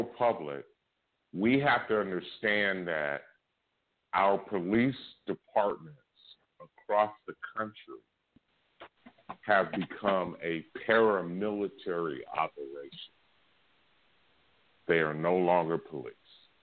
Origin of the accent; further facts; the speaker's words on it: Oakland, California, United States; I'm from East Oakland